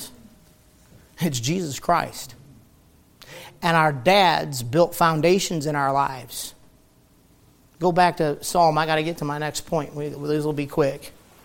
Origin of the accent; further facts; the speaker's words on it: Detroit, Michigan, United States; I'm from Detroit